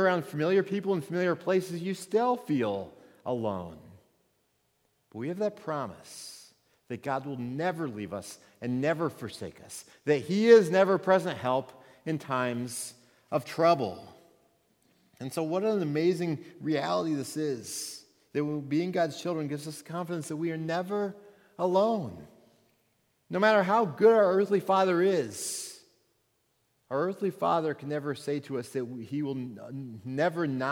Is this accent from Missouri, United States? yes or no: yes; Missouri, United States; moved away as an adult; also born or lived in Minnesota; I moved from Missouri, where I grew up to Minnesota, 8 hours away from my home.